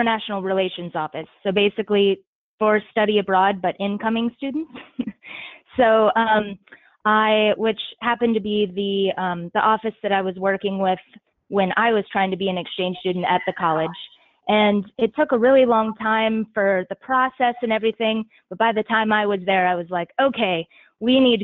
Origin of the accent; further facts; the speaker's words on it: Franklin, Virginia, United States; moved away; also born or lived in Cincinnati / Washington, D.C.; We are both from Franklin, in the Tidewater area of Virginia. And both of our dads and Will's mom worked for a union camp, a small paper mill that was like the center of the town